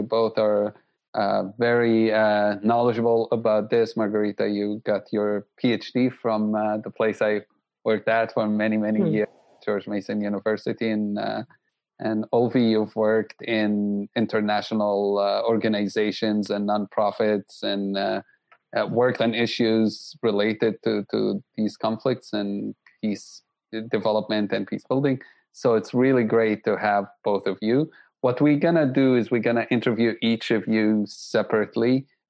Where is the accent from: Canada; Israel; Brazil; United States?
Israel; Jerusalem, Jerusalem District; Although I had Armenian friends growing up in Jerusalem because we have a large Armenian community there